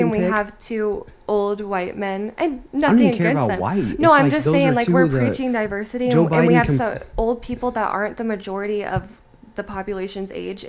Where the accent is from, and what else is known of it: United States